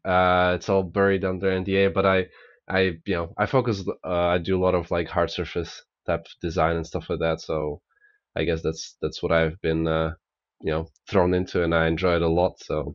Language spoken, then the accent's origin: English; Slovakia; I'm … and I'm from Slovakia.